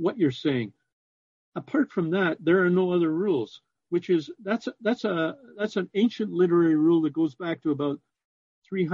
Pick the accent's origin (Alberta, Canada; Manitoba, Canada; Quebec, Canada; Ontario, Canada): Ontario, Canada; Toronto; now in Windsor, Canada; I was born in Toronto. I pronounce it Trana, T-R-A-W-N-A